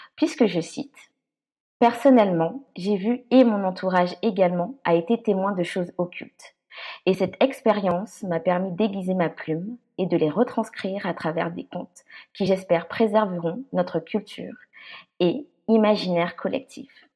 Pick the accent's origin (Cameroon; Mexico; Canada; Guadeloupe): Guadeloupe; also born or lived in France; now in Germany; je suis guadeloupéenne